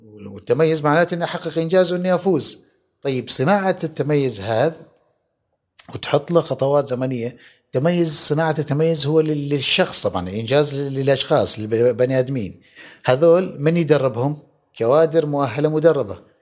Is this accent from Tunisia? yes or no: no; Oman; عندنا في عمان